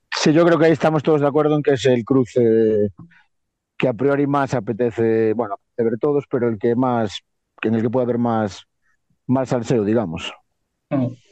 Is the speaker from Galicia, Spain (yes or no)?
yes; Viveiro, Galicia, Spain; de Viver, de mi pueblo